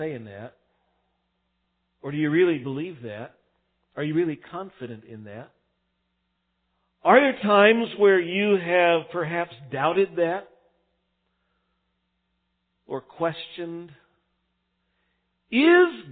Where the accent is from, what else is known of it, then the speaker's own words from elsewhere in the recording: El Paso, Texas, United States; moved away; I grew up out in El Paso, Texas